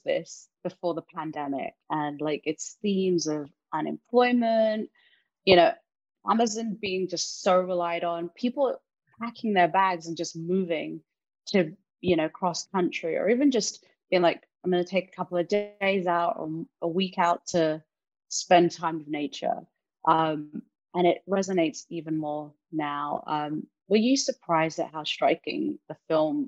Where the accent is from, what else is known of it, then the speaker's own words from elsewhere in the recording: London, United Kingdom; now in United States; I grew up in London. I've moved out here